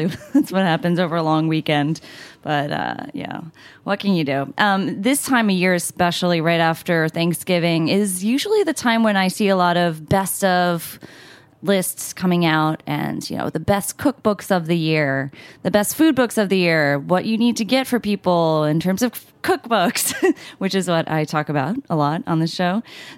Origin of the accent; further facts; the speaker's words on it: United States; should take pride in it